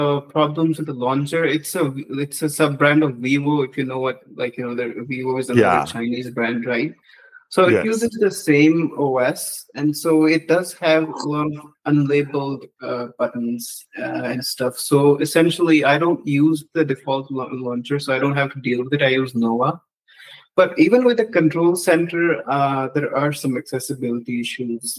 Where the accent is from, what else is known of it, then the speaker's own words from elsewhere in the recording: Jammu and Kashmir, India; I'm from India